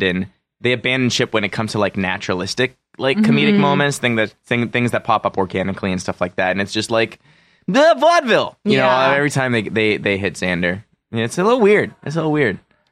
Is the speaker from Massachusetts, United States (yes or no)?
yes; Lowell, Massachusetts, United States; Lowell, Massachusetts.